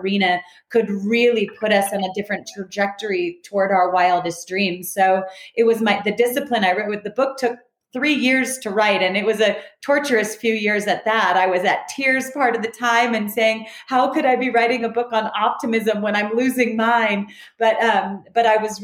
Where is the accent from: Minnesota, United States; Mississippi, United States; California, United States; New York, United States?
California, United States; Southern; I grew up in Southern California